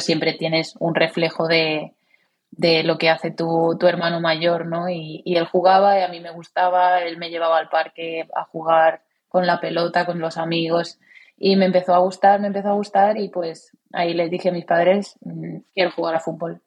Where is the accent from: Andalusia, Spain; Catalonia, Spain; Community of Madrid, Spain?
Catalonia, Spain; Cornellà de Llobregat; moved away; also born or lived in Valencia; era en el Cornellá, allí en, donde, mi ciudad natal